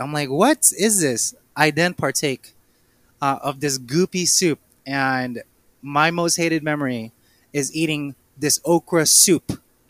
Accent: Philippines; I am Filipino.

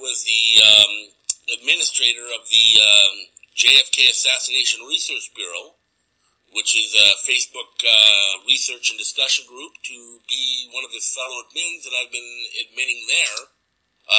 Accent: Vancouver, British Columbia, Canada; I'm coming from Vancouver, BC, Canada, home of the Canucks

